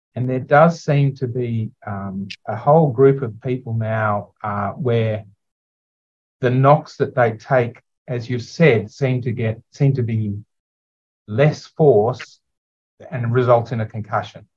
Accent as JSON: {"language": "English", "town": "Sydney", "region": "New South Wales", "country": "Australia", "said": "I'm from Sydney"}